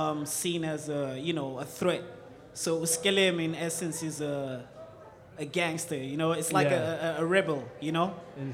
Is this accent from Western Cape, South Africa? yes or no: yes; Cape Town, Western Cape, South Africa; I'm from Cape Town, South Africa.